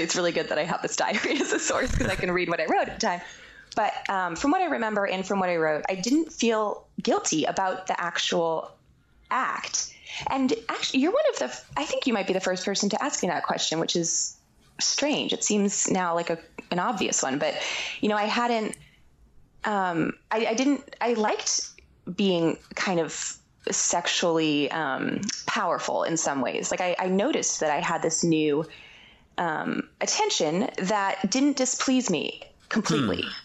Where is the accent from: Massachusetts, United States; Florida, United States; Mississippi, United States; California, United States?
Massachusetts, United States; Boston; moved away; we were growing up in the Boston area